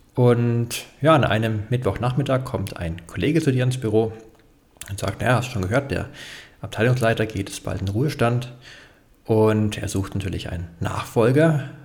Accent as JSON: {"language": "German", "region": "Bavaria", "country": "Germany", "said": "für mich als Bayer"}